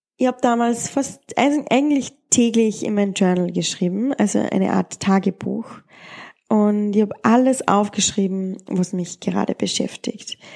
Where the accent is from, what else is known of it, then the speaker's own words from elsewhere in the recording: Austria; in der Gegend, wo ich aufgewachsen bin oder in Österreich